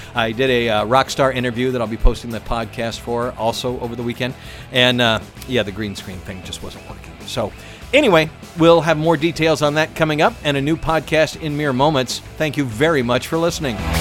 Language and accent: English; Atlanta, Georgia, United States; my hometown of Atlanta